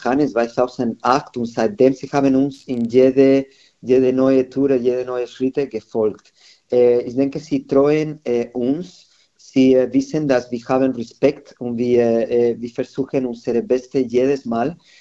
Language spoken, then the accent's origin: German; Madrid, Community of Madrid, Spain; German is a second language; moved away as an adult; now in Nuremberg, Germany; in meiner Heimat in Madrid